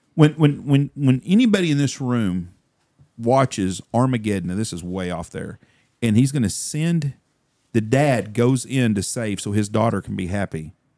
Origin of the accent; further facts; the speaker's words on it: Wichita Falls, Texas, United States; I grew up in Wichita Falls.